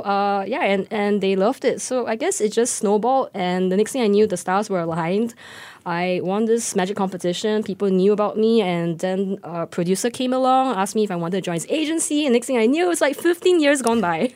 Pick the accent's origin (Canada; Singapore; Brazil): Singapore; I am just Singaporean